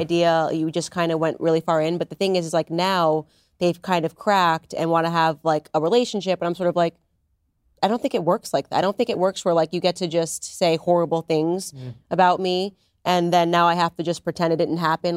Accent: Stamford, Connecticut, United States; we're both from Stamford, Connecticut

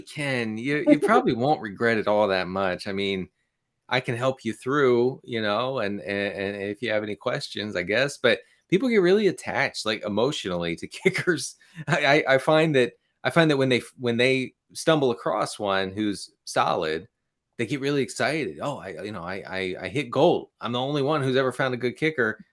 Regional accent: Maryland, United States; I grew up in Maryland

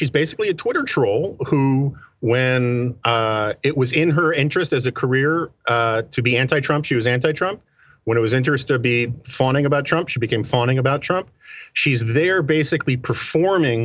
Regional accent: New York City, New York, United States; I grew up in New York City

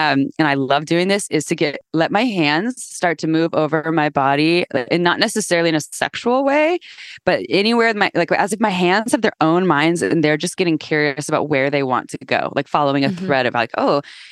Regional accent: Santa Cruz, California, United States; I grew up in Santa Cruz, California

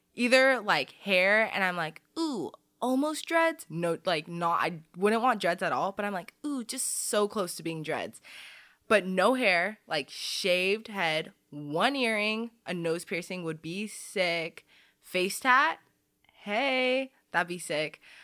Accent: Arizona, United States; also born or lived in Saudi Arabia; we moved over here in like the early 2000s to Arizona

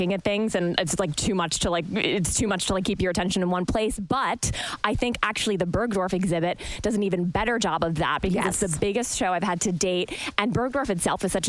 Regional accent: New York City, New York, United States; I grew up in New York City

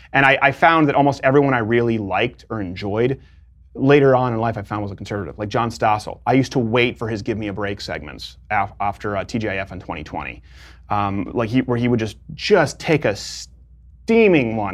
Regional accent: Montreal, Quebec, Canada; moved away as an adult; also born or lived in Detroit, Michigan, United States; now in United States; I was born in Detroit, which, like, I've always said, you can just annex and give to Canada, really. Um, and then raised in Montreal.

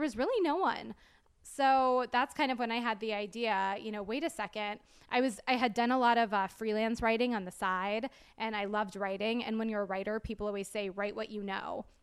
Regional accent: Clearwater, Florida, United States; moved away as an adult; also born or lived in Orlando, Florida / Tallahassee, Florida; I'm originally from Clear, Clearwater

